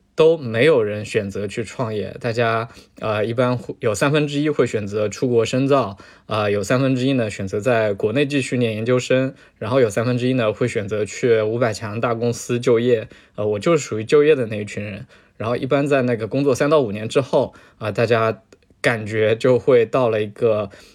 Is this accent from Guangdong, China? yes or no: no; Zhejiang, China; 我是浙江人嘛，浙江农村人，呃，所以身边几乎所有的亲戚，全都是经商的